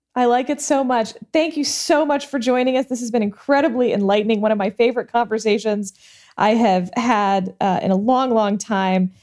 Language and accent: English; Houston, Texas, United States; I come from Houston